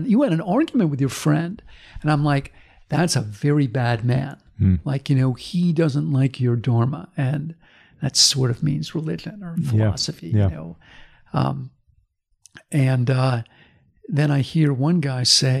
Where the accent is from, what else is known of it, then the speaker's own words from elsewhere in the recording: United States; as an American